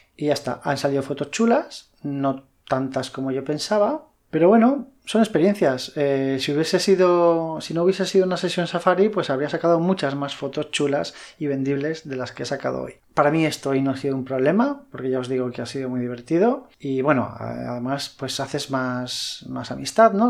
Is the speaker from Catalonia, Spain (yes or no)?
no; Madrid, Community of Madrid, Spain; now in Valencia, Spain; yo no soy de Valencia, eh, yo soy de Madrid y cuando me vine a vivir aquí